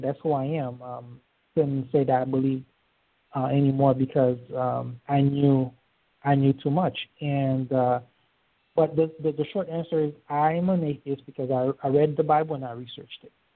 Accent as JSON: {"language": "English", "country": "Haiti", "tie": "born or raised there", "also_born_or_lived": "Florida", "moved": "yes", "lives_now": "Georgia, United States", "said": "I was born in Haiti uh, to a, a Catholic family. We moved here in uh, December of 1988"}